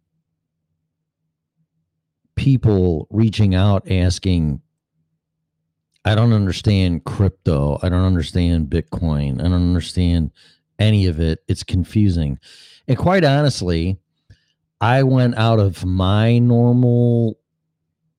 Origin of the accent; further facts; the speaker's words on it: Illinois, United States; moved away as an adult; now in Florida, United States; my hometown, state of Illinois